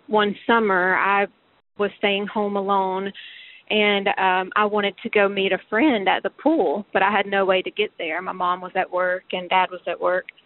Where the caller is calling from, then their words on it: Dallas, Texas, United States; I was calling about the what we did as kids that would never fly today, and … from Dallas.